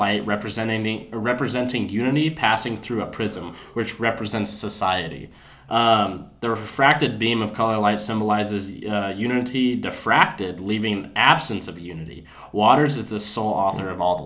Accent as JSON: {"language": "English", "country": "United States", "said": "I'm an American"}